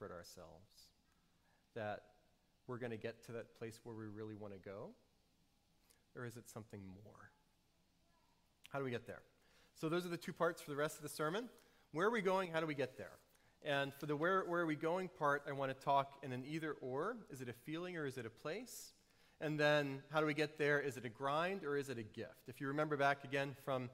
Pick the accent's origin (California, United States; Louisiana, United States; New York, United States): Louisiana, United States; New Orleans; I grew up in New Orleans before cars were nice